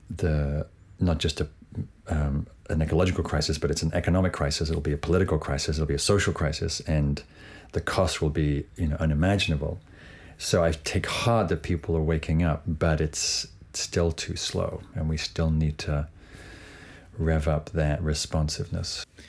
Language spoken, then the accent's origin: English; England, United Kingdom; growing up in England